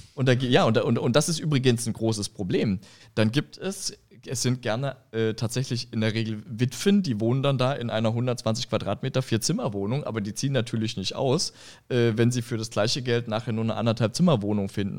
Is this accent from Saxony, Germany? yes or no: yes; Saxony, Germany; moved away as an adult; now in Frankfurt, Germany; ich komme ja aus, aus Sachsen